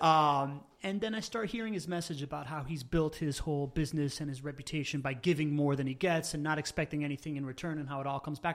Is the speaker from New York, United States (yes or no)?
no; Miami, Florida, United States; English is a second language; also born or lived in Venezuela / Spain / California; we moved back to Miami, where I grew up